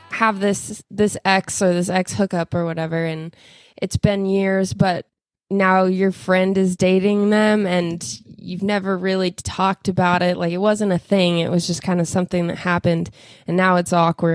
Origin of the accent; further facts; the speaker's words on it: Boerne, Texas, United States; we grew up in Bernie, so we grew up in a pretty small town